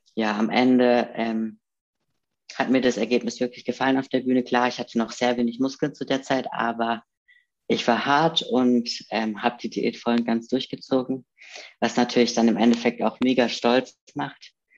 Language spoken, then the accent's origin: German; Karlsruhe, Baden-Württemberg, Germany; moved away; ich komme ja aus Karlsruhe ursprünglich